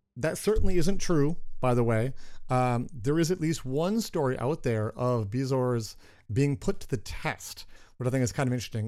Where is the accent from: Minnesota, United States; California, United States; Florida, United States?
Minnesota, United States; we're from Minnesota.